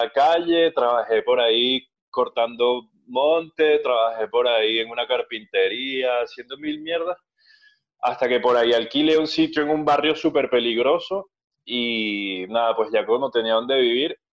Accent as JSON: {"language": "Spanish", "country": "Venezuela", "moved": "yes", "said": "yo dejé oficialmente de tocar en … eh, en, 2017, cuando me fui de Venezuela."}